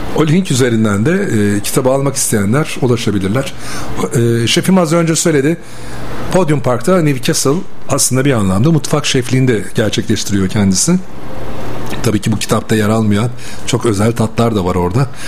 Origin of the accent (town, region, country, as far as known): Bursa, Turkey